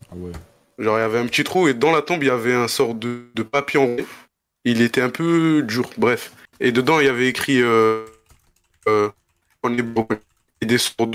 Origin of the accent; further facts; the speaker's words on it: Mostaganem, Mostaganem Province, Algeria; Algérien de Mostaganem, plus précisément.